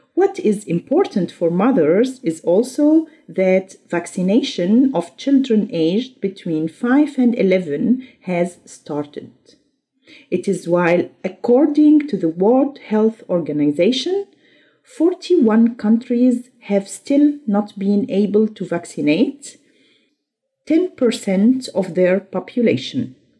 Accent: Syria; English is a second language; moved away as an adult; now in Germany; my home country, Syria

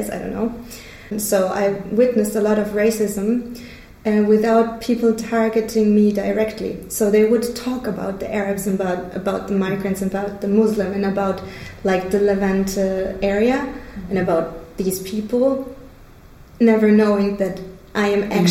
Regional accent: Stuttgart, Baden-Württemberg, Germany; moved away as an adult; also born or lived in Israel; now in Cologne, Germany; I was born in Stuttgart in the south of Germany, and I moved here to Cologne nine years ago

